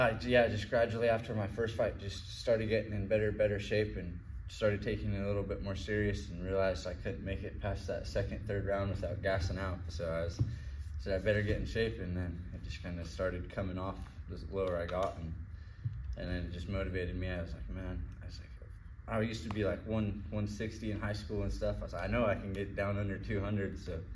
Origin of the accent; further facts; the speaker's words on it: Redmond, Oregon, United States; now in Pensacola, United States; Yep, Redmond